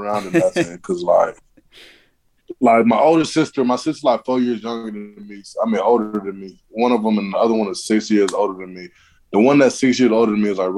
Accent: Auburn, Alabama, United States; also born or lived in Mali; which is about 30 minutes from my hometown, Auburn.

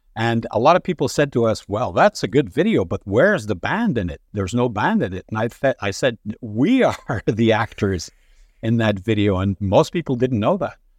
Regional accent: Montreal, Quebec, Canada; I was born in Montreal. Uh, upbringing, pretty normal, I guess, uh, except for the fact that my dad had the good idea to send us in a French lycée in Montreal

